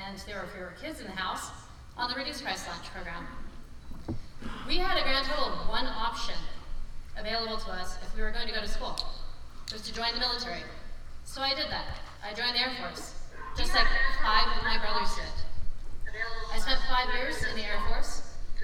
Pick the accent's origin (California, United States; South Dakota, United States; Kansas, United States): South Dakota, United States; now in Portland, United States; I grew up in South Dakota